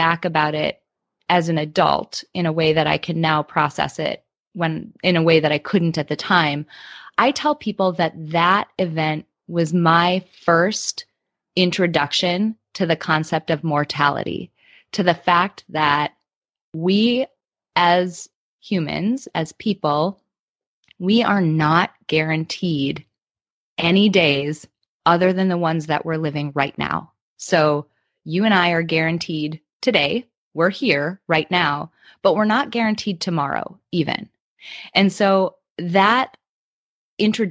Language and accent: English; Midwest, United States; I grew up in the Midwest in the United States